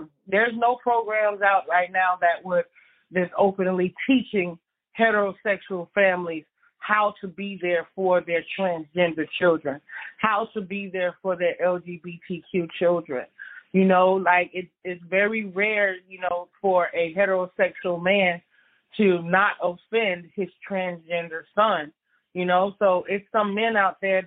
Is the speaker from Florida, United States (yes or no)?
yes; Miami, Florida, United States; Growing up in Miami in the city